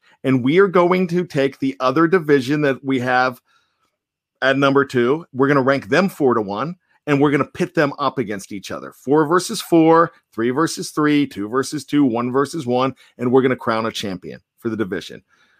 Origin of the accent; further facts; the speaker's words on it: Australia; accent: Australian; you guys make fun of my Australian accent.